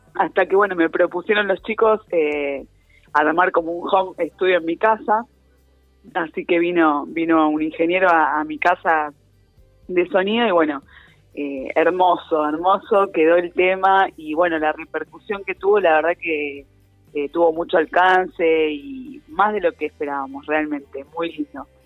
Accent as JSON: {"language": "Spanish", "country": "Argentina", "said": "como argentinos"}